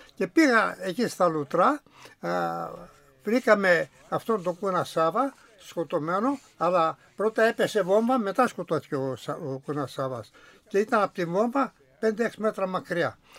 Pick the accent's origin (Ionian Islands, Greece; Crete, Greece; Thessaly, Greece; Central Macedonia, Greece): Central Macedonia, Greece; Promachonas; born or raised there